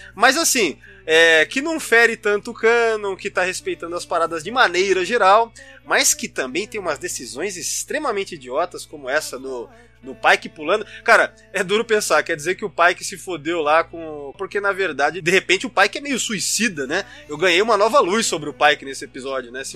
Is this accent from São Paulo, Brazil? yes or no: yes; São Paulo, Brazil; nasci em São Paulo também, morei quase a vida inteira lá